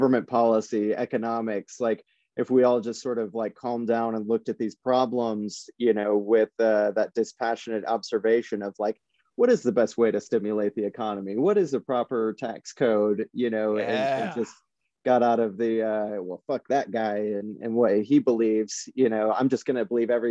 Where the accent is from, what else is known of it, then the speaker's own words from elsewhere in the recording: Iowa, United States; I'm from Iowa, and in the Midwest